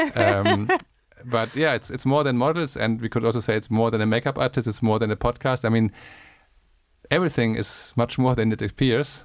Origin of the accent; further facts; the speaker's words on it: Germany; I'm from Germany and I'm from a part of Germany with a lot of rain and bad weather